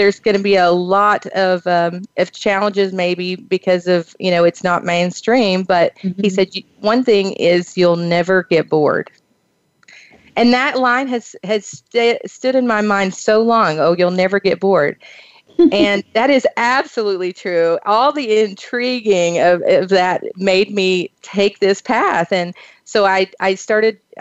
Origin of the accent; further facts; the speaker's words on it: Kentucky, United States; I grew up in the Eastern Hills, the Appalachian Mountains of Eastern Kentucky